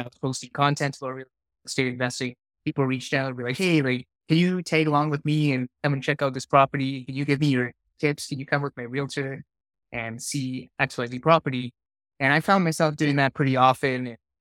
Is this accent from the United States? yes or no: no; Singapore; now in Calgary, Canada; I grew up in Singapore, so a long ways from here.